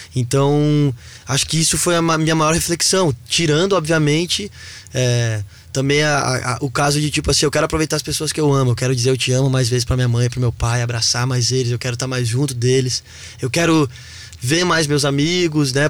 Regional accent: Balneário Camboriú, Santa Catarina, Brazil; also born or lived in Novo Hamburgo, Rio Grande do Sul; eu sou gaúcho de Novo Hamburgo, mas cresci em Balneário Camboriú

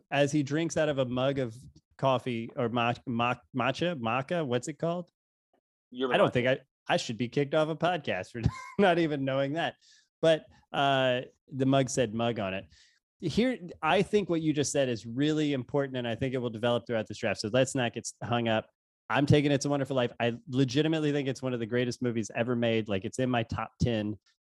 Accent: St. Louis, Missouri, United States; I'm from St. Louis

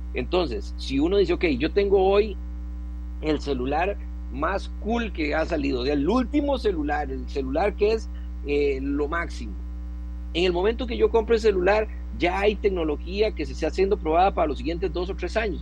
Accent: Costa Rica; como costarricense

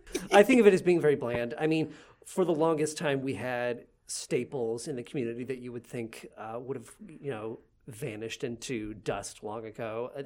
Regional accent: Owensboro, Kentucky, United States; I grew up in Owensboro, Kentucky, mm-hmm. which is, it's small

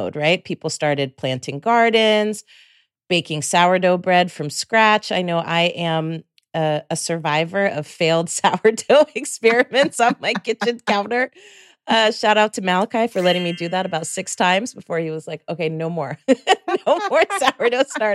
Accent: San Rafael, California, United States; moved away as an adult; also born or lived in Carmel, California / Tiburon, California / Oakland, California / San Francisco, California; I was born in Carmel, then raised in Miwok territory, right? I was raised in San Rafael and Tiburon eventually

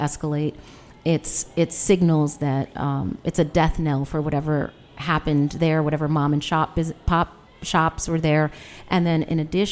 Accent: New York, United States; moved away; also born or lived in Washington, D.C.; I grew up in Tribeca in New York.

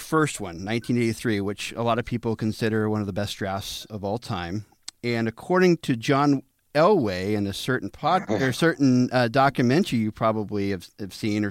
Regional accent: Walla Walla, Washington, United States; So I'm from Walla Walla, Washington.

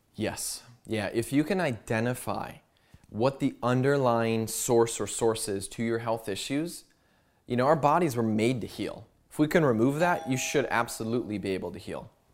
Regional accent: United States

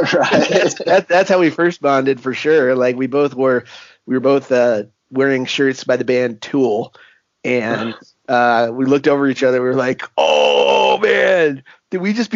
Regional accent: San Diego, California, United States; born and raised in San Diego, California.

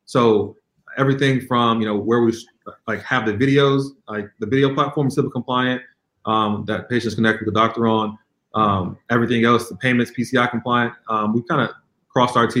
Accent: Chicago, Illinois, United States; also born or lived in San Francisco, California; now in New York, United States; I'm actually originally from Chicagoland area.

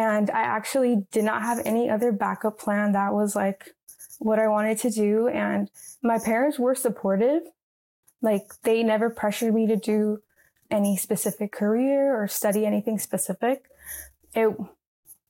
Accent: Santa Ana, California, United States; I grew up in the city of Santa Ana

